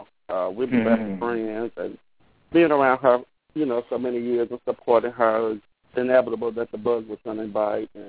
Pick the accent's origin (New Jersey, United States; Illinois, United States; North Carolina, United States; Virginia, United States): Illinois, United States; Chicago; I'm from Chicago, Illinois